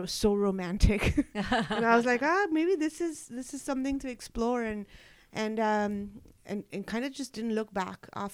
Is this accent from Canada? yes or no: no; Mumbai, Maharashtra, India; moved away; I was born and raised in Mumbai in India